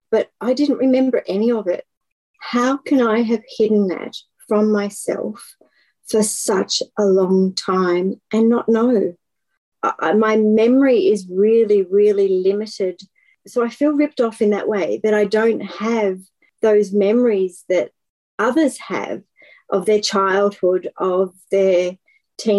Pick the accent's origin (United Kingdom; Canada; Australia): Australia; Melbourne, Victoria; I am from Melbourne in Australia